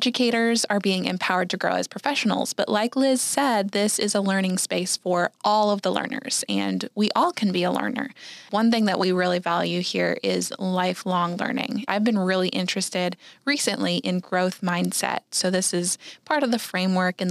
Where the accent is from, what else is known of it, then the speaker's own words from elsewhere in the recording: Minnesota, United States; moved away as an adult; now in Tulsa, United States; I'm actually from Minnesota, so I also am not from the Tulsa, Oklahoma area